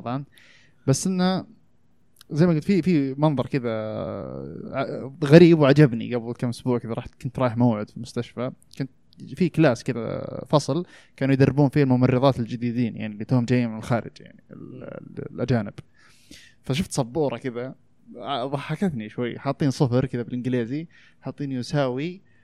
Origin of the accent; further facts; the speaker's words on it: Saudi Arabia; انا الحين كسعودي